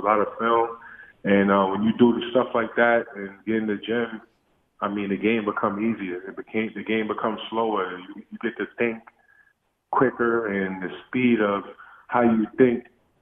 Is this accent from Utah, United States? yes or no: no; New York City, New York, United States; Growing up in Coney Island, you know, it's tough.